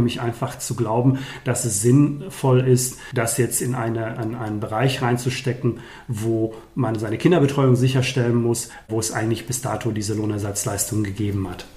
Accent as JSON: {"language": "German", "town": "Dorsten", "region": "North Rhine-Westphalia", "country": "Germany", "said": "hier in unserer wunderschönen Kommune Dorsten, wo ich herkomme"}